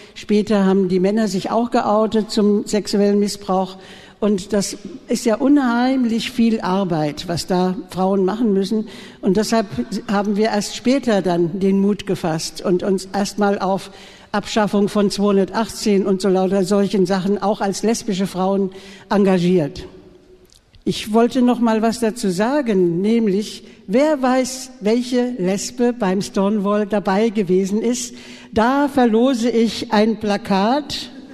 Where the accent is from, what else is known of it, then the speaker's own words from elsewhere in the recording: Frankfurt am Main, Hesse, Germany; moved away as an adult; now in Berlin, Germany; Ich komme aus Frankfurt am Main früher